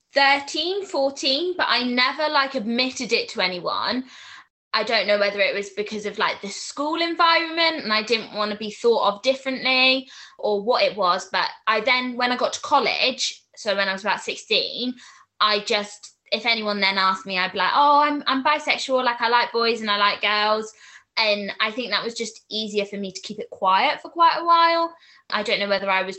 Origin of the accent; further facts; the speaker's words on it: Swindon, South West England, United Kingdom; I'm 22 and I'm from Swindon